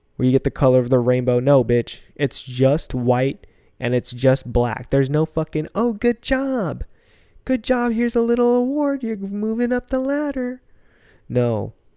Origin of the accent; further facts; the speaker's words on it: United States; also born or lived in Philippines (ancestry); she decided to come all the way on the other side of the planet, have me